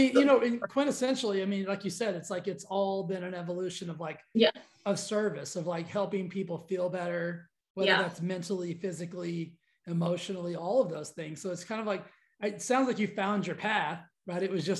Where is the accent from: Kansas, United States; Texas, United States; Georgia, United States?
Texas, United States; I grew up in Texas, which is the most gigantic thing you've ever seen, right?